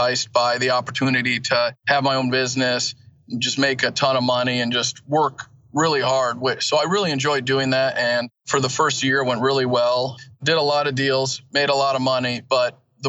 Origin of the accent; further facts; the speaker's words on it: Elkhart, Indiana, United States; also born or lived in Kalamazoo, Michigan; I was born and raised in Kalamazoo, Michigan, moved to northern Indiana, where I'm at right now, Elkhart, St. Joseph County area by South Bend. When I was younger, about 10 years old, so grew up there